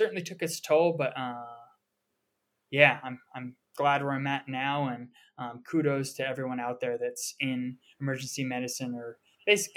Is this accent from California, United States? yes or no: no; Colorado, United States; also born or lived in Portland, Maine; I'm from Colorado